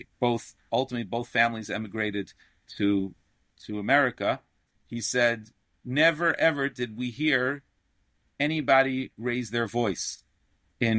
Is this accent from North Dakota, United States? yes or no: no; New York City, New York, United States; I grew up in Sheepshead Bay, Brooklyn